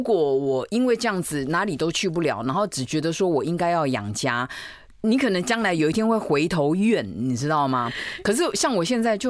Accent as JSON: {"language": "Chinese", "region": "Taipei", "country": "Taiwan", "tie": "born or raised there", "said": "台北人，就是台湾小孩。呃，对。"}